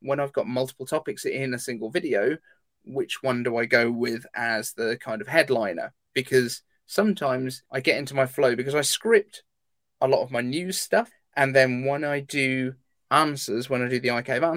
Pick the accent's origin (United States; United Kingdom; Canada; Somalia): United Kingdom; I'm British